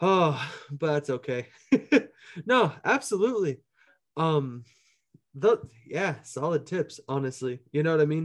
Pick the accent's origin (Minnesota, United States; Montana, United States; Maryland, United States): Minnesota, United States; Minneapolis; Minneapolis has shaped a lot of where my sound comes from, just as far as, like, people I knew and, like, growing up there